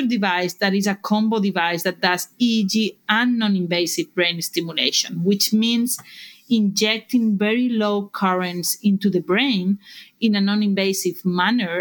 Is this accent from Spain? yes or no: yes; Barcelona, Catalonia, Spain; English is a second language; moved away as an adult; now in United States; We were incorporated in 2011 in Barcelona, as you can tell by my accent